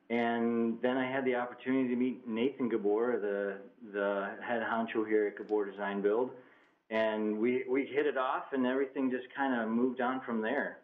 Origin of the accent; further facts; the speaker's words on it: Woodstock, Illinois, United States; moved away; also born or lived in DeKalb, Illinois; I'm from Illinois originally, so I grew up in the, lived in a couple different places, but I grew up in the Woodstock area, home of Groundhog's Day.